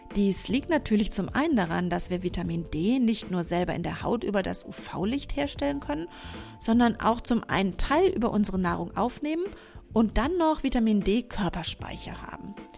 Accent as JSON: {"language": "German", "country": "Germany", "said": "bei uns in Deutschland"}